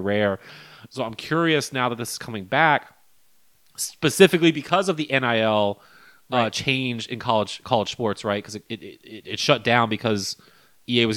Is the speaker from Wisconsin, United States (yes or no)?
no; Baton Rouge, Louisiana, United States; where we growing up in Baton Rouge